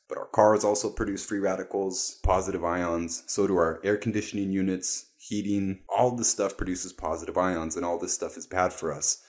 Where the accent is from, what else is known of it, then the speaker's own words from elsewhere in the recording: Toronto, Ontario, Canada; moved away; I was raised in East Toronto, Canada